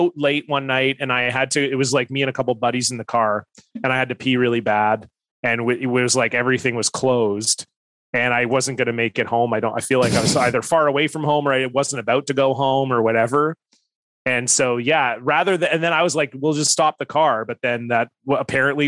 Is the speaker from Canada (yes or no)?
yes; Canada; I'm from Canada